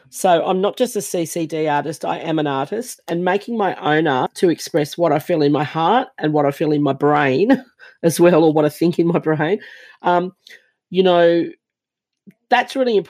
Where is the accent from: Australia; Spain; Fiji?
Fiji; And I grew up, the very first part of my life, I was born in Fiji. I don't look Fijian because that's not my blood background